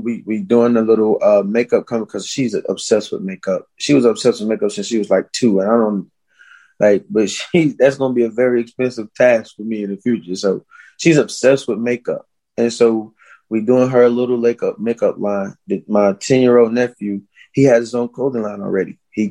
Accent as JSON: {"language": "English", "region": "the South", "country": "United States", "tie": "born or raised there", "said": "You know, growing up in the South, it didn't end there, you know, whenever it was supposed to legally."}